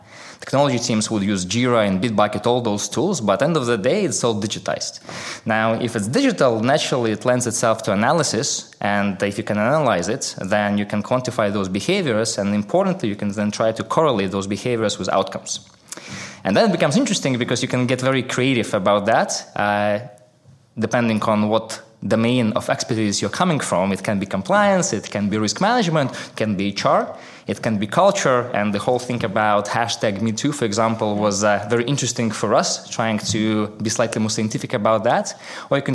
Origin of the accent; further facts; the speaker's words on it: Minsk, Belarus; I grew up in a town called Minsk. I don't know whether you know where it is, but just to make sure we're on the same page, it's in Belarus.